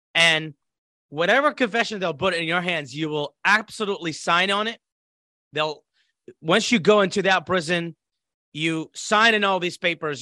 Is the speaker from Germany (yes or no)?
no; Iraq; moved away as an adult; now in United States; growing up in Iraq